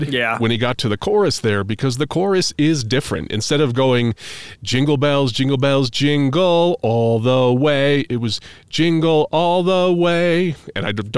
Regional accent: New England, United States; moved away; We're from New England

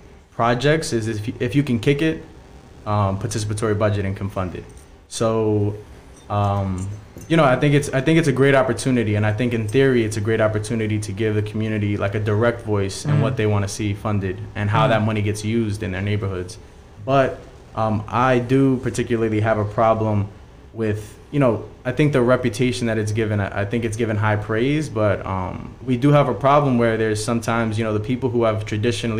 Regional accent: New York City, New York, United States; I'm a kid from Ravenswood, and I've grown up around people

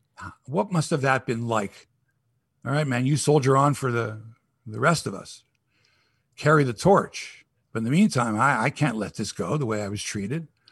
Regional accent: Toronto, Ontario, Canada; I'm from Toronto

